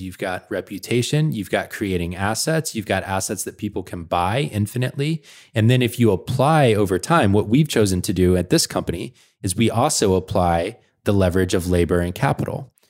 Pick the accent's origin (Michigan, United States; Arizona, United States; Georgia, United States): Georgia, United States; Atlanta; now in Portland, United States; I'm from Atlanta